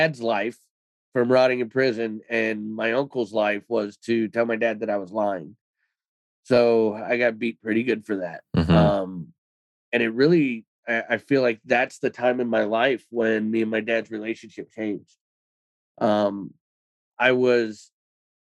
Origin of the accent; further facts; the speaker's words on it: Cleveland, Ohio, United States; I was born in 1983 in Cleveland, Ohio